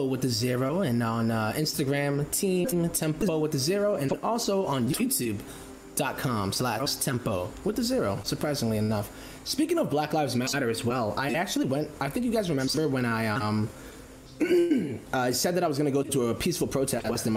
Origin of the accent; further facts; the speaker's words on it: Massachusetts, United States; we call ourselves massholes because I'm from Massachusetts.